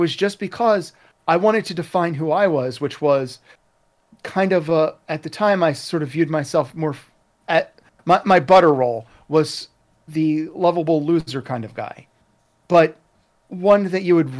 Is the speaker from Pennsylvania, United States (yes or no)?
yes; Philadelphia, Pennsylvania, United States; I was from Philadelphia, so it's not exactly the center of the artistic universe